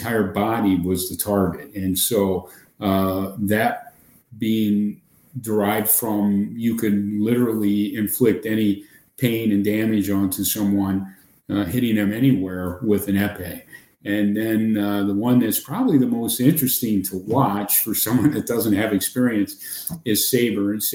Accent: Ohio, United States; moved away as an adult; now in Wisconsin, United States; I had the typical upbringing in small town Ohio

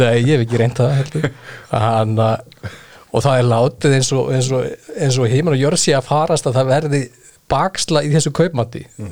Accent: Iceland; við Íslendingar

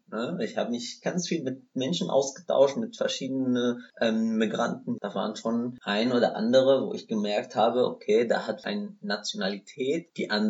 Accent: Syria; German is a second language; now in Germany; ich komme aus Syrien, ich bin Araber

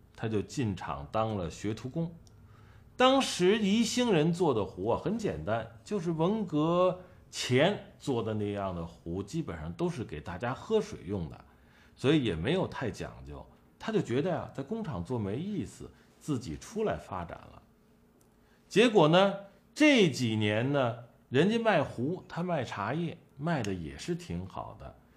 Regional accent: Tai'an, Shandong, China; now in Beijing, China; 我是山东泰安人，俺是山东人

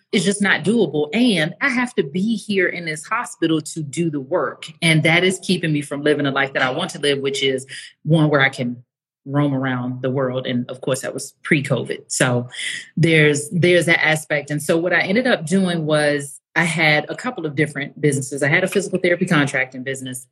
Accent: Washington, District of Columbia, United States; moved away as an adult; also born or lived in Atlanta, Georgia; now in Mexico; I'm from the United States was r- raised in the DC area, lived for the last 16 years in Atlanta before I moved to Mexico

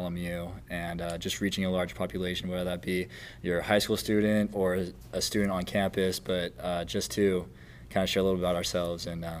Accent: Kailua, Hawaii, United States; now in Los Angeles, United States; I am from Kailua, Hawaii. I am a senior at Loyola Marymount playing on the men's soccer team.

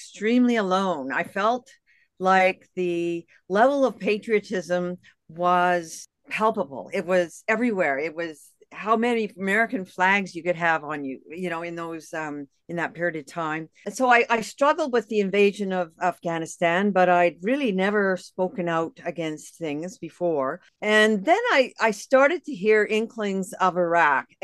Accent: Canada; moved away as an adult; also born or lived in United States; I'm a Canadian. I lived in the U.S. for 13 years.

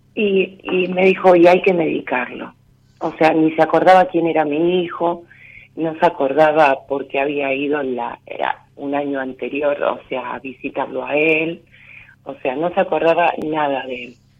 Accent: Rosario, Santa Fe, Argentina; soy de Rosario

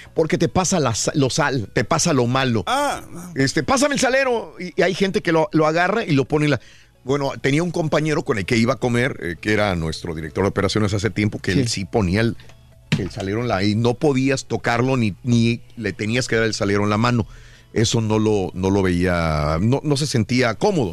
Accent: Matamoros, Tamaulipas, Mexico; moved away; Si yo me hubiera quedado en Matamoros, Tamaulipas, de donde soy originario

